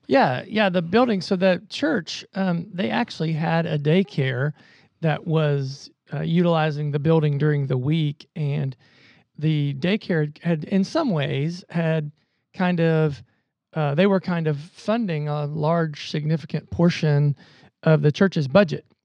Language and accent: English; Southern Ohio, United States; also born or lived in Columbus, Ohio; grew up in Southern Ohio, came to the Ohio State University